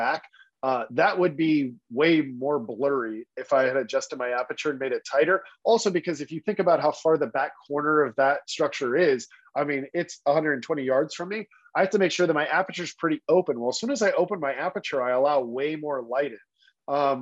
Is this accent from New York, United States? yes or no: no; Texas, United States; I grew up in Texas